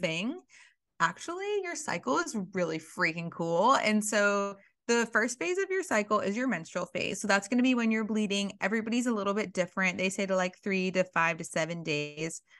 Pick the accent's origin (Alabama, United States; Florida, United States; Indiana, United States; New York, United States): Alabama, United States; I grew up in Alabama